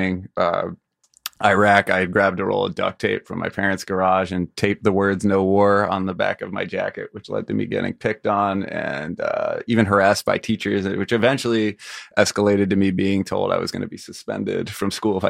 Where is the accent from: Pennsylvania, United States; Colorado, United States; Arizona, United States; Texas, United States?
Pennsylvania, United States; Philadelphia; moved away; I grew up in Philadelphia